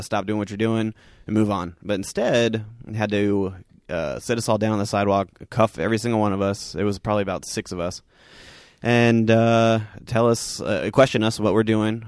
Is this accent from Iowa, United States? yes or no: no; Southern California, United States; growing up in Southern California